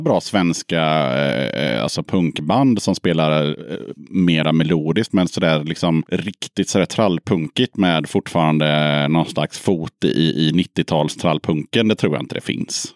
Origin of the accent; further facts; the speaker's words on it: Småland, Sweden; jag är från Småland